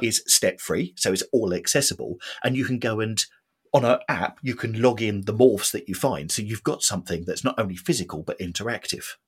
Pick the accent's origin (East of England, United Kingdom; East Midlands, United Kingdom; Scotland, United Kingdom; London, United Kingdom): East of England, United Kingdom; Watford; I was brought up in Watford.